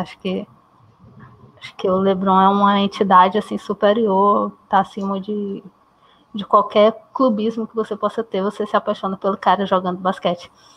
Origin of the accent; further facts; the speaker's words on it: interior of Maranhão, Brazil; eu sou do Maranhão, do interior do Maranhão, então aqui é meio afastado